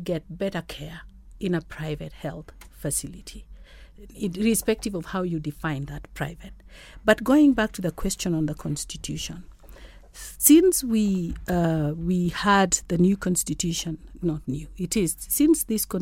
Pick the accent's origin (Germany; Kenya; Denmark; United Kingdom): Kenya; as a Kenyan